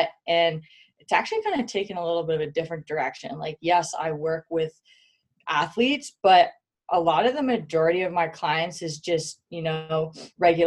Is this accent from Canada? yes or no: yes; Canada; now in Salt Lake City, United States; I am Canadian. I'm Canadian